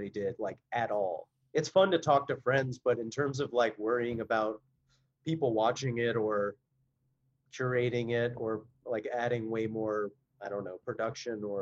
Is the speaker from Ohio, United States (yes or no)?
yes; Cincinnati, Ohio, United States; Growing up in Cincinnati